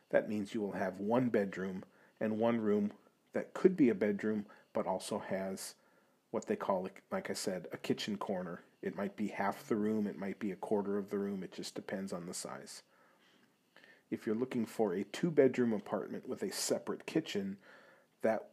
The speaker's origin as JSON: {"language": "English", "country": "United States", "moved": "as an adult", "lives_now": "Prague, Czech Republic", "said": "being an American coming to Europe"}